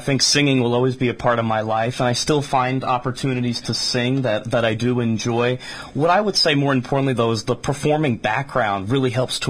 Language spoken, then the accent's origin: English; Long Island, New York, United States; also born or lived in Boston, United States / Richmond, Virginia, United States; now in Waterbury, United States; I was in Richmond, Virginia, where I was working with the Virginia Opera, but the Northeast is home. I grew up on Long Island.